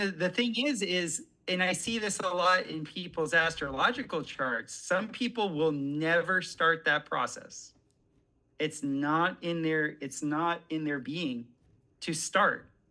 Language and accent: English; South Florida, United States; growing up in South Florida, where I was